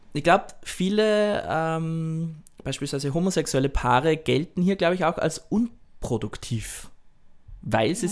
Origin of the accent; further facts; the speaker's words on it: Austria; now in Japan; ich herkomme als Österreicher